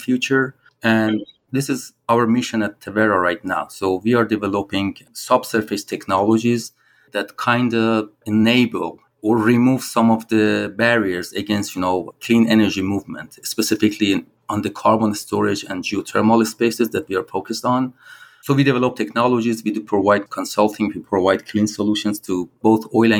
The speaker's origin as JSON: {"language": "English", "country": "Iran", "also_born_or_lived": "Australia / Edinburgh, Scotland / Dubai / Venezuela", "moved": "as an adult", "said": "I'm originally from Iran, so I started my career in Iran"}